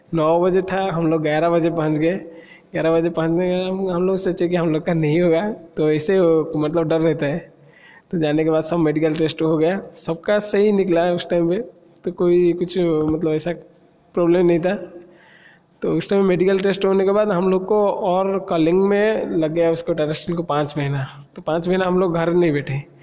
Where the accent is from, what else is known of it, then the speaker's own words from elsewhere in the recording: Cuttack, Odisha, India; also born or lived in Dhenkanal; मैं कटक का रहने वाला हूँ